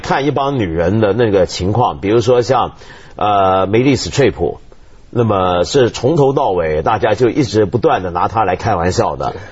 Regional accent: Guangdong, China; 所以你用我们广。广东话讲，我们广东人常常，香港人常常说一句话

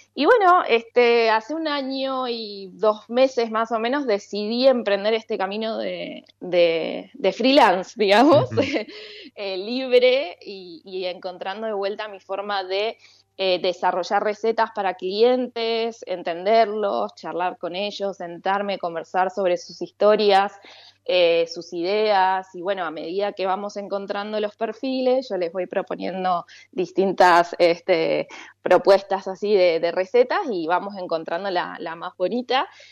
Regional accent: General Roca, Río Negro, Argentina; moved away; yo básicamente nací en Río Negro, en General Roca

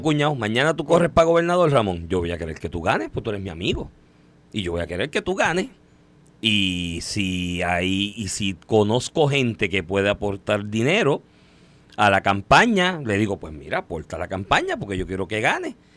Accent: Puerto Rico

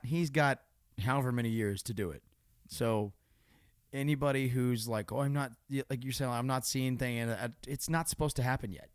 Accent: Florida, United States; moved away; growing up in Florida was awesome

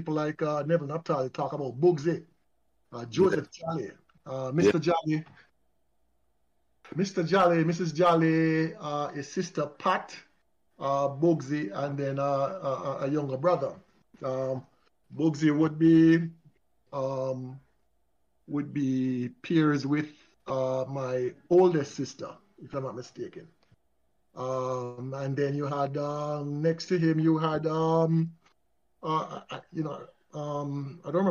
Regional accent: Kingston, Jamaica; At age six, I remembered vividly when we moved to Pembroke Hall. We moved from Lindus Road

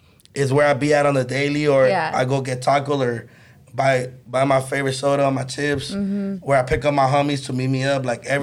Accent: Los Angeles, California, United States; I grew up on Glendale Boulevard

